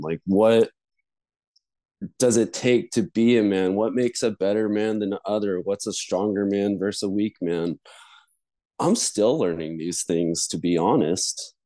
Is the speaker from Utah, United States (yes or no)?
no; Denver, Colorado, United States; I grew up in Denver, Colorado, in the suburbs